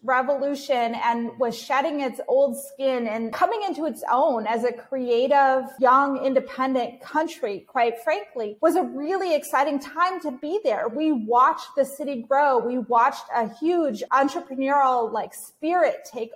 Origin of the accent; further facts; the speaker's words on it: United States; moved away as an adult; also born or lived in Kyiv, Ukraine / Kenya; now in Carthage, Tunisia; I am American